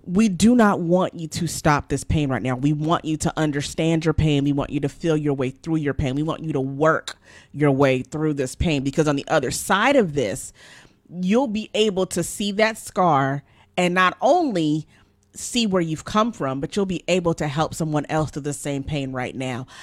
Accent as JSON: {"language": "English", "country": "Nigeria", "said": "I'm Nigerian"}